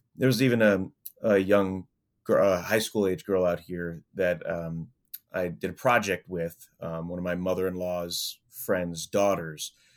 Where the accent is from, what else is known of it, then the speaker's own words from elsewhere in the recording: New York, United States; I grew up in New York